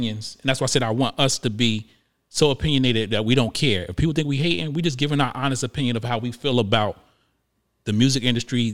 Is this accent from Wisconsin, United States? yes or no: no; Paterson, New Jersey, United States; moved away; I'm also from Jersey and I'm from Patterson